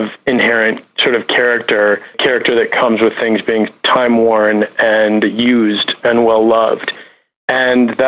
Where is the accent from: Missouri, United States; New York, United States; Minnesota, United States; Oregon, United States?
Minnesota, United States; Minnetonka; also born or lived in Chicago, Illinois; now in Los Angeles, United States; I grew up in suburban Minnesota, Minneapolis, in a town called Minnetonka, the son of an interior designer